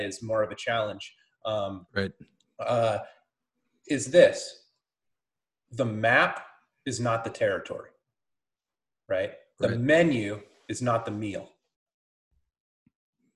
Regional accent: California, United States; moved away as an adult; also born or lived in Lake Tahoe / Weed, California; now in Bend, United States; We're in Bend, born and raised in California.

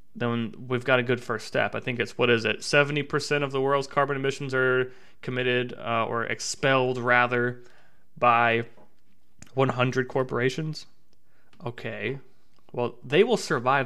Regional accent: Tennessee, United States; moved away as an adult; now in Savannah, United States; my home state of Tennessee

